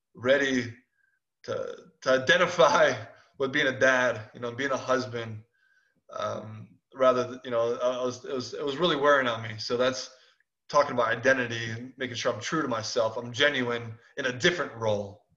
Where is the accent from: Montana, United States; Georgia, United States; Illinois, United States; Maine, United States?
Illinois, United States; Chicago; I'm from Chicago